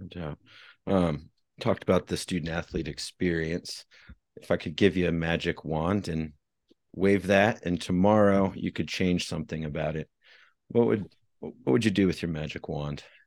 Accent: Midwest, United States; I grew up in the Midwest

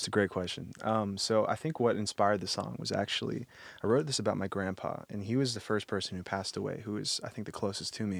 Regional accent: Texas, United States; I'm from Texas, we don't have snow anywhere

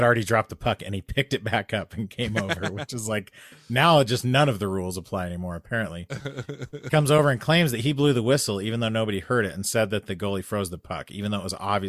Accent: Pittsburgh, Pennsylvania, United States; accent: Midland American English; now in Columbus, United States; Yeah, I speak a Midland American English dialect. I grew up in Pittsburgh and live in Columbus, Ohio.

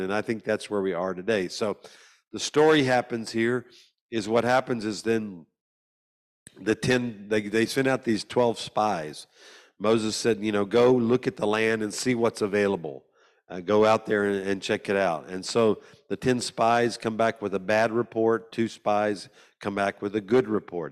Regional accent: Louisiana, United States; I'm from America, a state called Louisiana

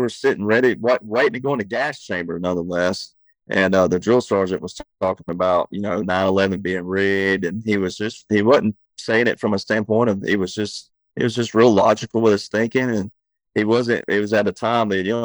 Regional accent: Deep South, United States; we grew up in the South

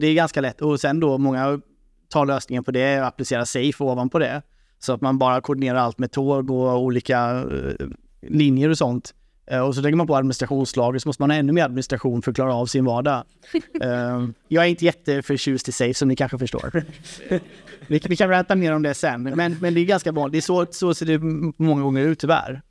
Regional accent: Sweden; Som svensk

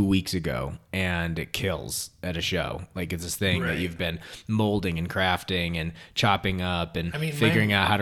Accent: Baldwinsville, New York, United States; my hometown in Baldwinsville, New York

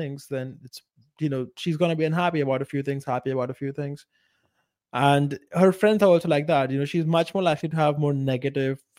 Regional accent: India; moved away; a small village in India, in my hometown, and that entire place, my entire culture is extremely conservative, even by Indian standards

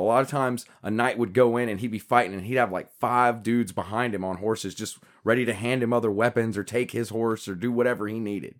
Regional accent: United States; you and I as Americans

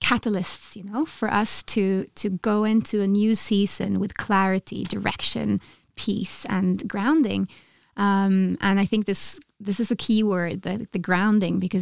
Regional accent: Oslo, Norway; also born or lived in Ula, Vestfold; I am from Oslo, but I've spent all of my summers in a little place called Ula, in Vestfold

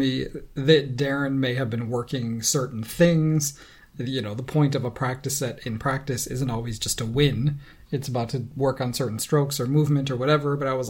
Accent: Rochester, New York, United States; now in Toronto, Canada; Well, I mean, I also don't really need to sound Rochesterian.

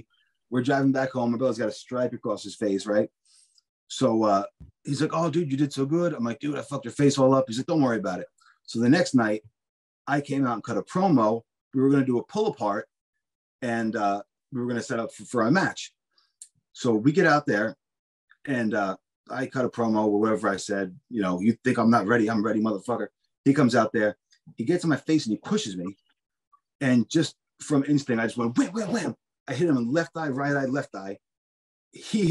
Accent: Spring Lake, New Jersey, United States; I grew up in Spring Lake

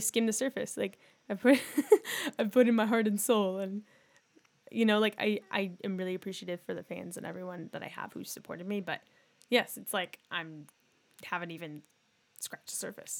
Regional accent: Northern California, United States; we're from Northern California

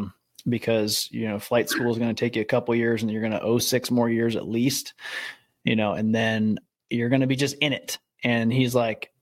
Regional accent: Midwest, United States; also born or lived in California / Savannah, Georgia; now in San Francisco Bay Area, United States; I'm from the Midwest, lived in California after

